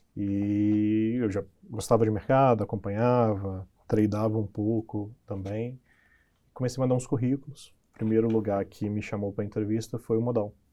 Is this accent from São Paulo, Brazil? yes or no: no; interior of Minas Gerais, Brazil; eu venho do interior de Minas, uma cidade muito pequena